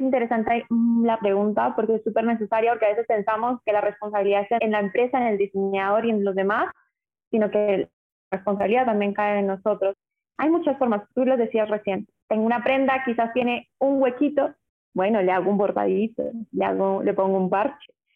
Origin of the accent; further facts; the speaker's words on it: Uruguay; also born or lived in Colombia; Yo soy colombiana, pero me crié en Uruguay.